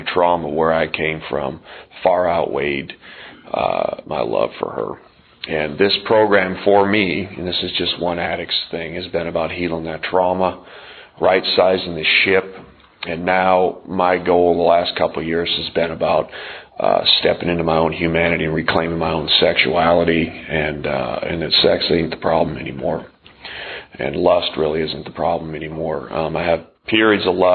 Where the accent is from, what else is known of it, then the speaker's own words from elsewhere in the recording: Montana, United States; moved away as an adult; also born or lived in southern Indiana; I grew up in Montana